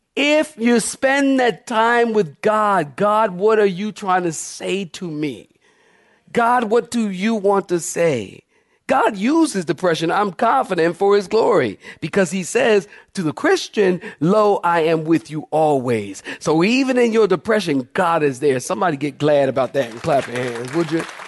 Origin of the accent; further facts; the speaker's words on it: Philadelphia, Pennsylvania, United States; I'm from Philadelphia